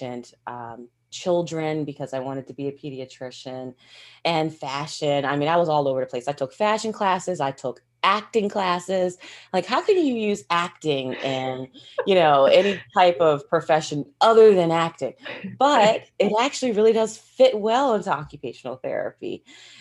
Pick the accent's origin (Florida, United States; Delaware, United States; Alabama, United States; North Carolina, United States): Delaware, United States; I grew up in Delaware. That's where I was born and raised.